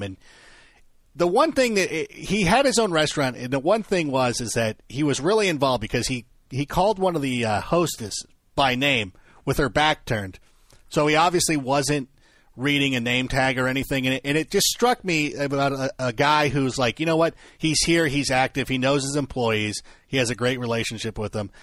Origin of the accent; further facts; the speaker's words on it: Southern California, United States; I grew up in Southern California